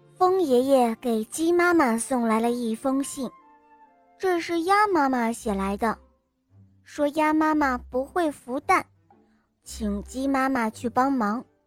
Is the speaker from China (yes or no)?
yes; Henan, China; 我今年快六岁了，我来自河南